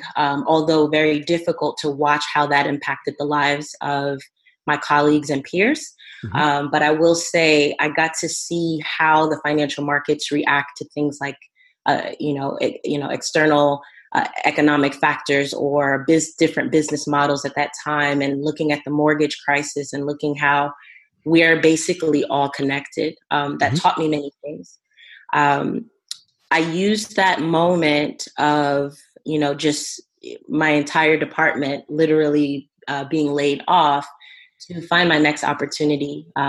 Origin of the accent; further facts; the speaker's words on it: New Jersey, United States; also born or lived in Monrovia, Liberia / Ivory Coast; in Ivory Coast for a while, and then eventually move to the Eastern United States. I was raised in New Jersey